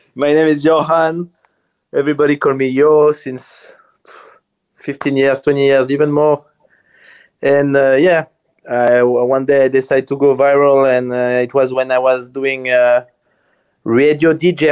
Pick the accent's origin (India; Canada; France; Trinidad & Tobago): France; near Strasbourg, Grand Est; English is a second language; moved away as an adult; also born or lived in Paris, France / Sardinia, Italy; now in Malta; I'm from France, next to Strasbourg, next to Germany, in the border with Germany.